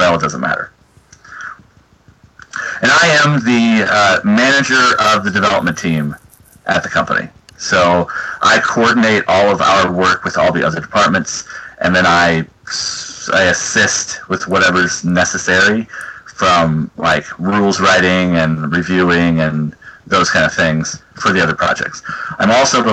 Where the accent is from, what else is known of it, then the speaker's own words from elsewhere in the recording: Kansas City, United States; moved away as an adult; also born or lived in St. Louis; I used to live in the Midwest. I'm from the Kansas City area